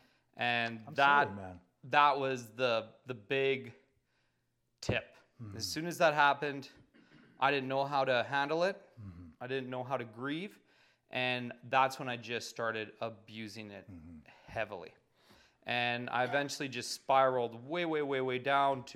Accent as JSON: {"language": "English", "town": "Calgary", "region": "Alberta", "country": "Canada", "tie": "born or raised there", "said": "I'm born and raised in Calgary"}